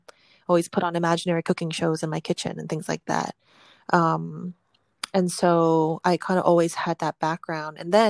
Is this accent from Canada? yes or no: yes; Vancouver, British Columbia, Canada; also born or lived in Hong Kong; My family's from Hong Kong, but we immigrated to Canada when I was just 1 year old. And we grew up in Vancouver